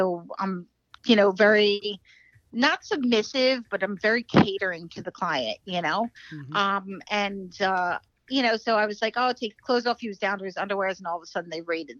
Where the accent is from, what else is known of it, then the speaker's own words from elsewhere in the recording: New York, United States; moved away as an adult; now in Florida, United States; No, because I just moved to Florida, so I'm a New Yorker.